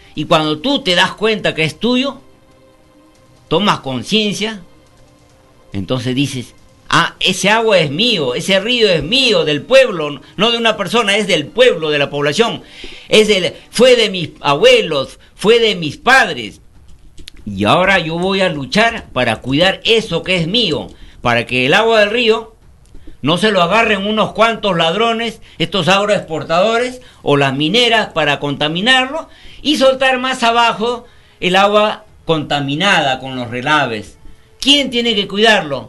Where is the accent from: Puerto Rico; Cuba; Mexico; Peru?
Peru; Nosotros los 33 millones de peruanos